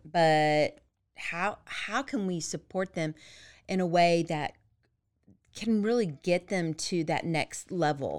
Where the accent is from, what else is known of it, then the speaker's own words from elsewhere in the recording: Dallas-Fort Worth area, Texas, United States; I grew up in the Dallas-Fort Worth area